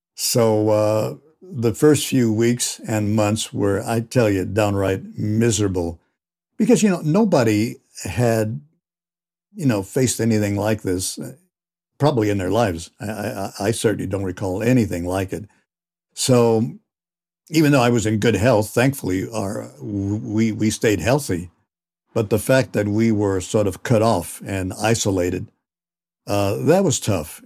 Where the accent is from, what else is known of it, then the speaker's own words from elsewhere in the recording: Santa Barbara, California, United States; growing up in Santa Barbara